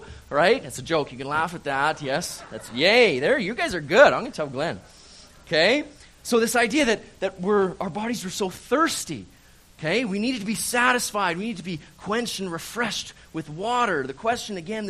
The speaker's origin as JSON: {"language": "English", "town": "Calgary", "region": "Alberta", "country": "Canada", "tie": "born or raised there", "also_born_or_lived": "Vancouver Island / Maple Ridge, British Columbia", "moved": "as an adult", "lives_now": "Kelowna, Canada", "said": "I'm from Calgary, born and raised, Calgary, Alberta."}